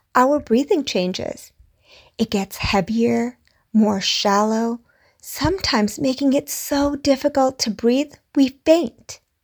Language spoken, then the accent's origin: English; India; I'm Indian.